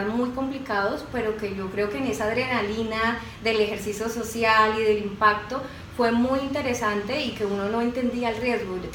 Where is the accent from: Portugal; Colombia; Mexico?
Colombia; Cali, Valle del Cauca; now in Bogotá, Colombia; yo soy caleña, pero vivía hace muchos años en Bogotá.